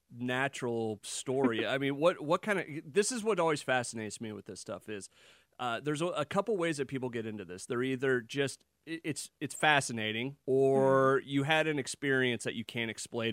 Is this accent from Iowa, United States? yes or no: yes; Iowa, United States; That's growing up in Iowa.